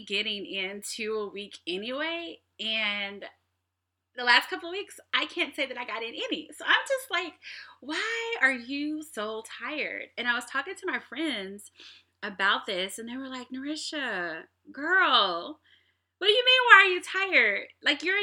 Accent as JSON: {"language": "English", "town": "Kansas City", "region": "Missouri", "country": "United States", "moved": "yes", "lives_now": "Seattle, United States", "said": "I'm from Kansas City"}